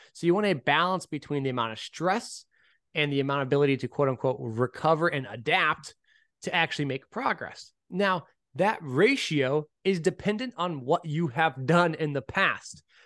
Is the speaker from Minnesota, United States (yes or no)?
no; the Bay Area, California, United States; I'm from the Bay